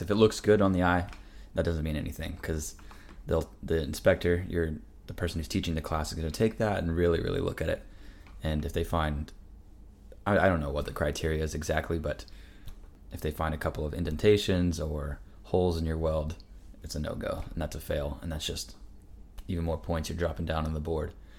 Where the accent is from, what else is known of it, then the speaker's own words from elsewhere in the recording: Washington, United States; moved away as an adult; also born or lived in East Coast, United States; I'm from Washington State, obviously, so it's like, I've been on the East Coast for the last three years of my life. I'm ready to go back home.